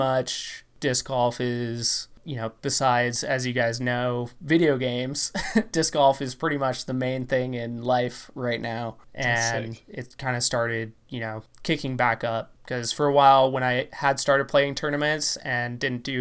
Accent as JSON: {"language": "English", "area": "the Northwest", "region": "Pacific Northwest", "country": "United States", "said": "I'm from the Northwest"}